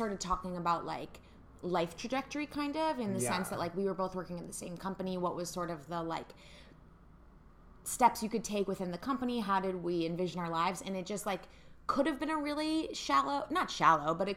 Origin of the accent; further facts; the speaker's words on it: Evanston, Illinois, United States; now in New York City, United States; I grew up in Evanston, Illinois